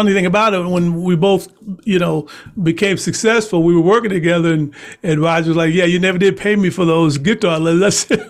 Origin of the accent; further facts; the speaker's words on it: Dayton, Ohio, United States; now in Fontana, United States; growing up in Dayton, Ohio.